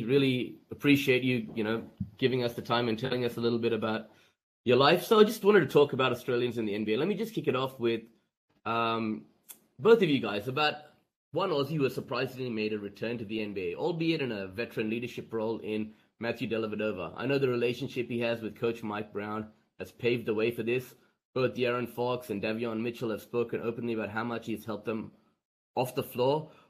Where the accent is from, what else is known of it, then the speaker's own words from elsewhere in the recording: India; my two passions in life are basketball and cricket, being Indian myself, right?